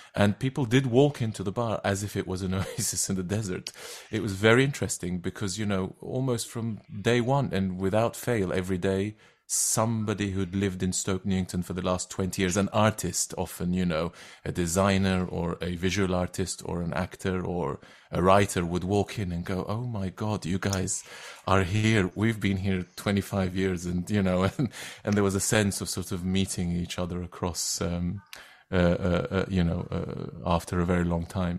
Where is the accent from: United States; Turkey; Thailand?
Turkey; Istanbul; first language Turkish; English is a second language; moved away as an adult; now in London, United Kingdom; originally I'm from Turkey. I, uh, I come from, uh, I grew up in Istanbul